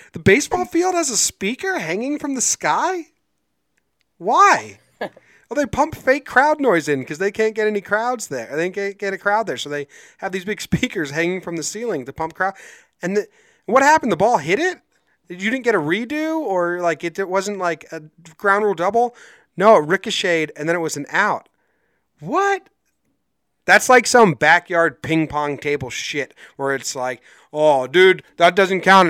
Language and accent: English; United States; also born or lived in Connecticut; I'm originally from New Jersey and Connecticut areas